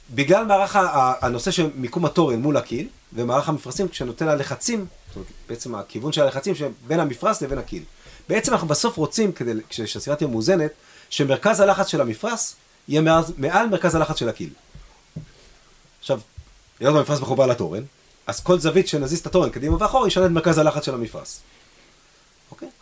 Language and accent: Hebrew; Israel; אנחנו ישראלים